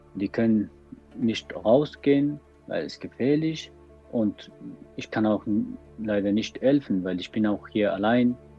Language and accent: German; Afghanistan; German is a second language; moved away as an adult; now in Cologne, Germany; Bevor ich nach Deutschland komme, das war vor sechs Jahren, ich war in Afghanistan und äh, ich war Sänger